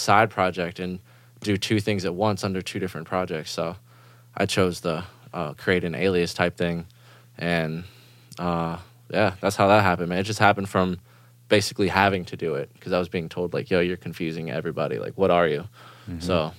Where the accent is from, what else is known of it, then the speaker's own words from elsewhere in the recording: Germany; English is a second language; And growing up in Germany, dance music is like the number one thing there.